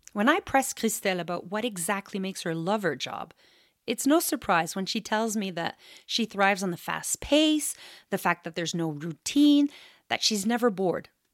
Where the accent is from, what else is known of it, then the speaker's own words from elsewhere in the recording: Canada; As a Canadian